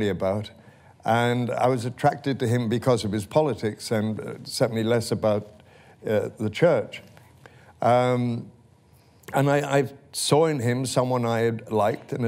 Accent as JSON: {"language": "English", "region": "Wales", "country": "United Kingdom", "tie": "born or raised there", "said": "I was raised in the Presbyterian church in Wales"}